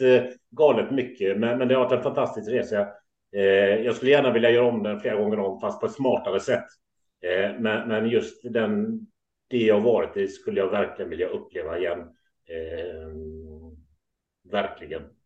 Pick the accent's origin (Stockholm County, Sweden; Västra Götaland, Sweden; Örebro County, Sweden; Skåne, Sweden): Västra Götaland, Sweden; Gothenburg; also born or lived in Kullavik; född och uppvuxen i Göteborg